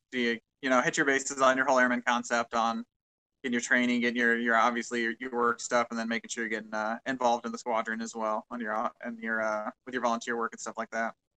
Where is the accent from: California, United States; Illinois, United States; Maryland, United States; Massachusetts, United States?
Illinois, United States; Quincy; moved away as an adult; also born or lived in Macomb, Illinois / Urbana, Illinois / Whiteman Air Force Base, Missouri; now in Honolulu, United States; I'm from Quincy, Illinois